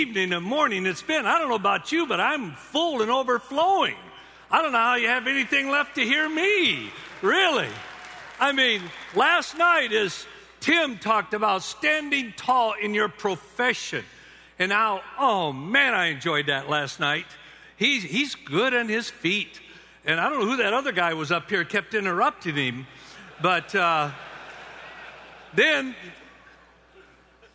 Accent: Union City, Michigan, United States; I grew up in Union City, Michigan

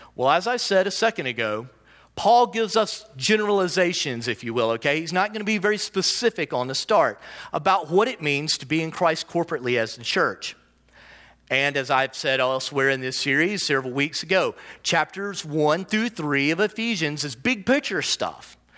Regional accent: United States; I also self-identify as an American

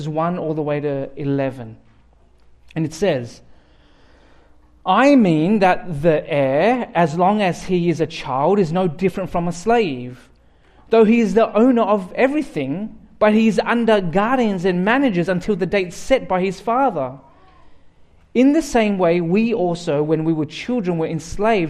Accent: Australia; accent: Australian; now in Burnaby, Canada; I'll keep my Australian accent

